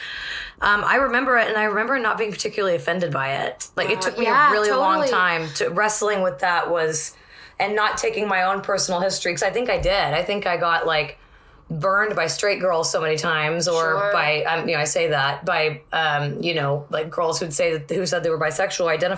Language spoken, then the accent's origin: English; Corpus Christi, Texas, United States; moved away; also born or lived in Northampton; my hometown of Corpus Christi